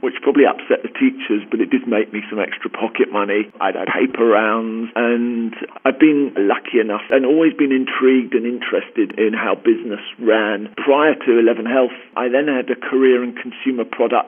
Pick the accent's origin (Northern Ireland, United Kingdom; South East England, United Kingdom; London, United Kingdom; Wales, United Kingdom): London, United Kingdom; accent: Queen's English; moved away as an adult; now in Southern California, United States; I grew up in Northwest London and have been out in Southern California the last 2.5 years.